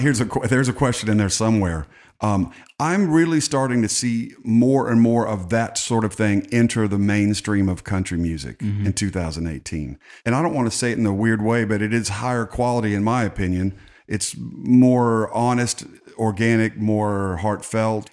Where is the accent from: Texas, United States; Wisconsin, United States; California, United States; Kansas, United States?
Texas, United States; I grew up in Texas